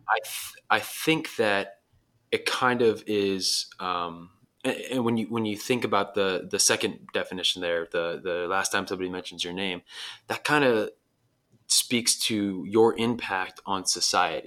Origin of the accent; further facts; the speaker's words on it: Dulles, Virginia, United States; moved away as an adult; now in Southern California, United States; my hometown, Dulles, Virginia